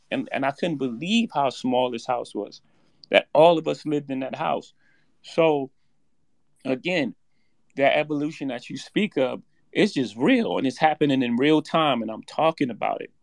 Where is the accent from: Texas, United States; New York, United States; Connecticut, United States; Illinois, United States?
New York, United States; New York City; I come from Marcy projects